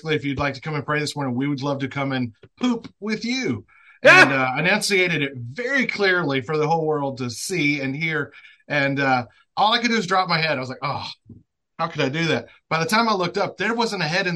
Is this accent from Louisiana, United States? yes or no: yes; Northeast Louisiana, United States; Northeast Louisiana, where I'm at. Started in the fields when I was 11 years old